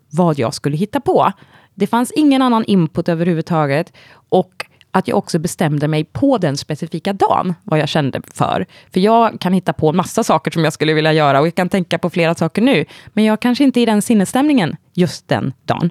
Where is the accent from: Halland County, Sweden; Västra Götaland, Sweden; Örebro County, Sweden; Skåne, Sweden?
Västra Götaland, Sweden; Vargön; moved away as an adult; also born or lived in Sri Lanka / Gothenburg / Scotland / London; now in Stockholm, Sweden; jag adopterades när jag var tre månader gammal och kom till Vargön som ligger ja, men nära Vänersborg, Trollhättan.